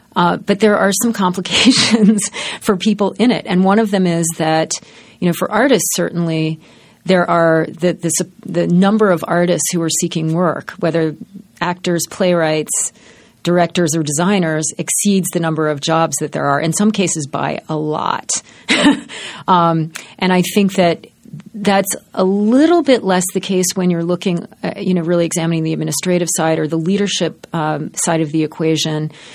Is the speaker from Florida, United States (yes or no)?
no; Baltimore, Maryland, United States; In Baltimore. I grew up in Baltimore.